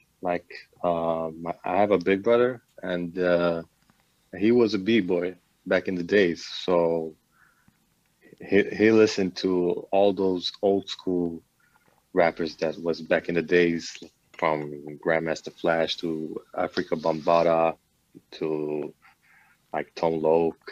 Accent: Malmö, Skåne, Sweden; English is a second language; also born or lived in Hungary; I was born in Sweden, in Malmo, so I go back and forth, but my roots are from Hungary.

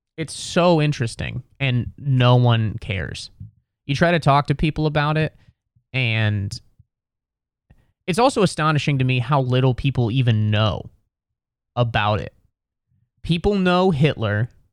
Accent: Cincinnati, Ohio, United States; now in New York City, United States; I'm from Ohio, I'm from Cincinnati

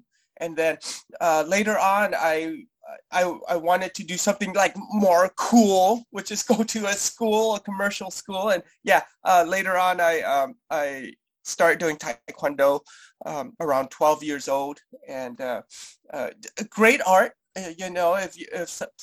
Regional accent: Colorado, United States; also born or lived in San Jose, California; I'm originally from Colorado

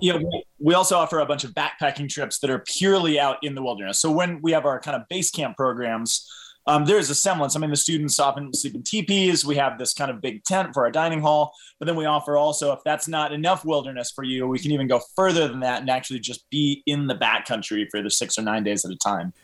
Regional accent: Boulder, Colorado, United States; growing up in Boulder, I, I, um, raised a Catholic

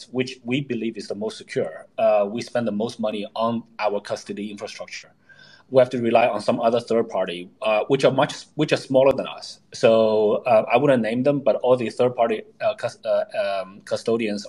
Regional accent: Canada; moved away as an adult; So I lived in Canada for 10 years. I grew up there, went to high school, university there

